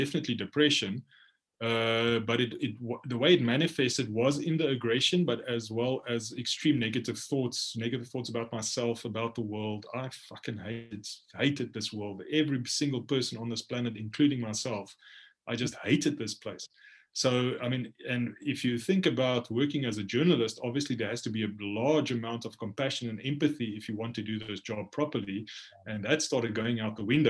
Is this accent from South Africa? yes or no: yes; South Africa; also born or lived in Khartoum, Sudan; my home country